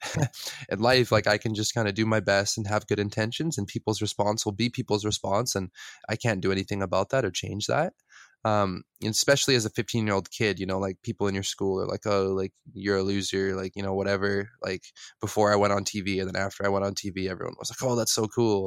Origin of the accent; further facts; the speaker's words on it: West Coast, United States; I grew up in the West Coast, so mountains, beaches, oceans